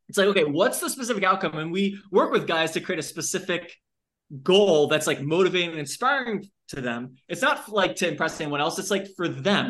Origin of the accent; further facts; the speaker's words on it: Long Island, New York, United States; I'm from Long Island